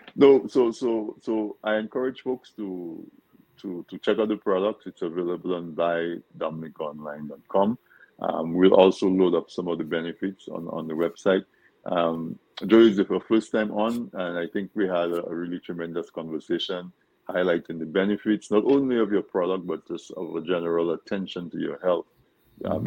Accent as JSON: {"language": "English", "country": "Dominica", "tie": "born or raised there", "said": "we grew up in Dominica eating certain foods"}